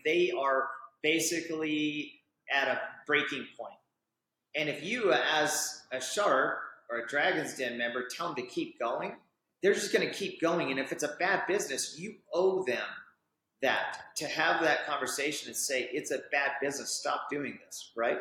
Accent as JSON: {"language": "English", "town": "Orem", "region": "Utah", "country": "United States", "tie": "born or raised there", "said": "I grew up right here in Orem, Utah"}